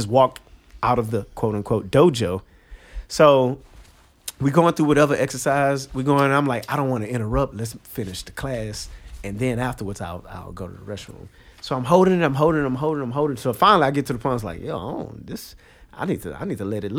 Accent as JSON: {"language": "English", "town": "Houston", "region": "Texas", "country": "United States", "tie": "born or raised there", "moved": "as an adult", "lives_now": "New York City, United States", "said": "born and raised in Houston, Texas"}